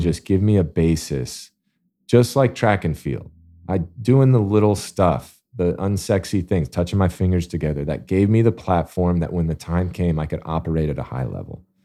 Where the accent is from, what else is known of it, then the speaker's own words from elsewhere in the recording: Alabama, United States; I'm born and raised in Alabama